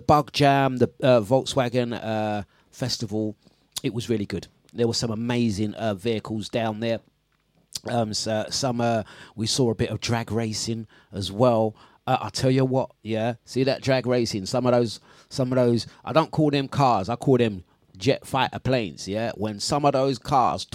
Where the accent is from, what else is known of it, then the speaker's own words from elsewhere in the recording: London, United Kingdom; That's my hometown where I grew up